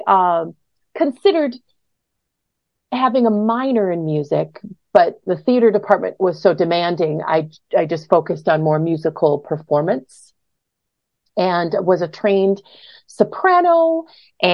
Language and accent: English; Brooklyn Center, Minnesota, United States; now in Northfield, United States; I grew up in Brooklyn Center